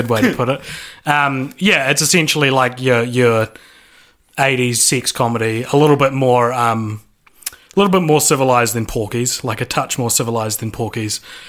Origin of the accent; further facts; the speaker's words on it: Christchurch, Canterbury, New Zealand; moved away; I'm moving back to my hometown of Christchurch